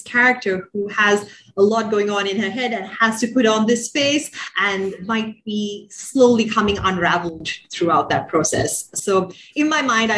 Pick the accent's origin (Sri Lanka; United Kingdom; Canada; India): Sri Lanka; moved away; also born or lived in Bay Area; growing up in Sri Lanka, and I think especially sort of post-colonial Sri Lanka, you're exposed to a lot of classics